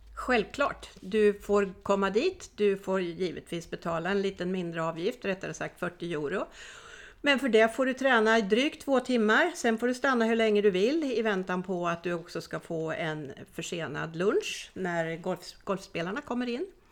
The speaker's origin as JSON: {"language": "Swedish", "country": "Sweden", "moved": "as an adult", "lives_now": "Spain", "said": "Det är jag som är svensk"}